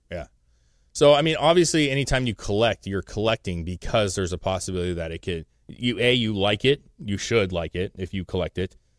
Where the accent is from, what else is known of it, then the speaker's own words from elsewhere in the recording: the Northwest, Pacific Northwest, United States; we're from the Northwest